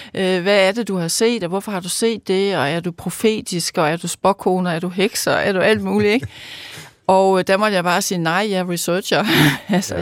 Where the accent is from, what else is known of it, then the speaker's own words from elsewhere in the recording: Løkken, North Denmark Region, Denmark; født, født og opvokset i Lykken